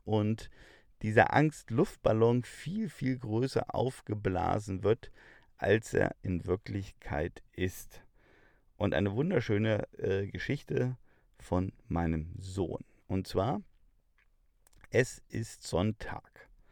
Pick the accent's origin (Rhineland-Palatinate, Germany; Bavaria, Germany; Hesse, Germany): Bavaria, Germany; bei uns in Bayern